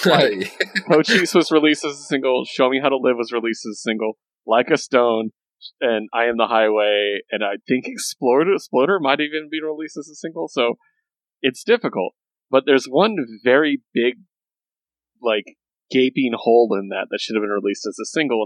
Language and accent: English; Desert Southwest, United States; we're all from the Desert Southwest.